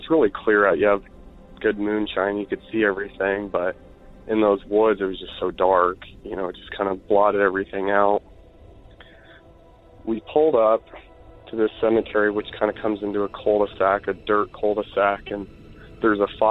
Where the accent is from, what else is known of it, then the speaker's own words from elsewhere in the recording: Iowa, United States; I'm from Iowa.